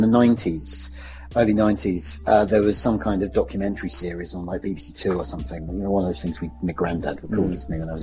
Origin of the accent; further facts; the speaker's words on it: Hornchurch, London, United Kingdom; I grew up in Hornchurch, which is one of the Essex suburbs, about 15 miles out of London.